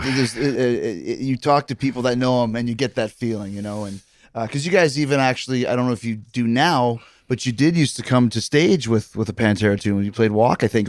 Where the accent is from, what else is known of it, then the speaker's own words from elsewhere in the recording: Winnipeg, Manitoba, Canada; moved away; also born or lived in Calgary; I grew up in Winnipeg, but I trained for wrestling in Calgary